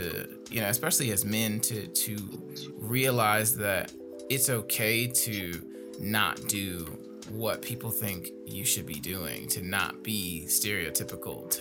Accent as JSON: {"language": "English", "town": "Gary", "region": "Indiana", "country": "United States", "tie": "born or raised there", "said": "growing up in Gary"}